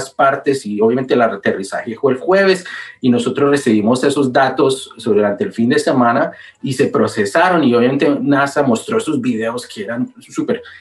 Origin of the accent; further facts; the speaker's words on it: Manizales, Caldas, Colombia; now in United States; yo nací en Colombia. Yo nací en Manizales, Colombia. Ah, eh, puro colombiano